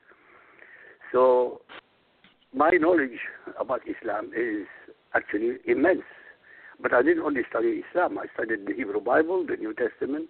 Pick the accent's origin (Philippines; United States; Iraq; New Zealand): Iraq; Baghdad, Baghdad Governorate; first language Arabic; English is a second language; moved away; also born or lived in Europe; I was born in Baghdad, Iraq. My mother tongue is Arabic. I studied the Quran when I was in school in Iraq